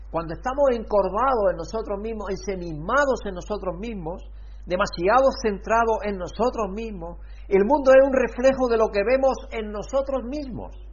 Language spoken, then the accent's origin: Spanish; Alcalá la Real, Andalusia, Spain; donde nosotros somos, de Alcalá Real